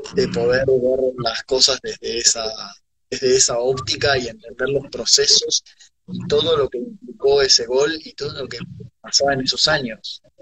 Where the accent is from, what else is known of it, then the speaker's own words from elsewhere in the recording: Argentina; lo que te puedo aportar como argentino